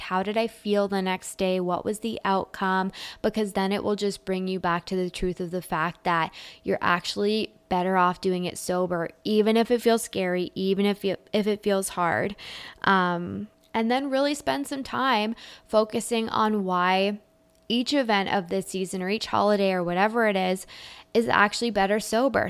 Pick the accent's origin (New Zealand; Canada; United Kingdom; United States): Canada; I'm Canadian